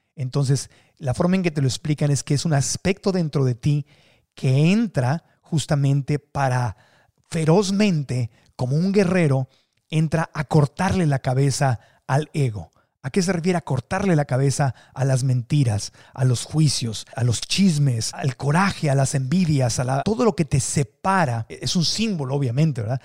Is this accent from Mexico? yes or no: yes; Mexico